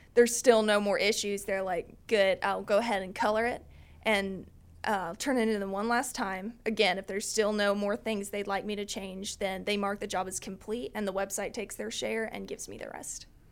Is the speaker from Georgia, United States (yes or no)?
no; Lower Alabama, United States; also born or lived in mountains of North Carolina, United States; now in North Carolina, United States; I am from Lower Alabama, but I've lived here in the mountains for ten years.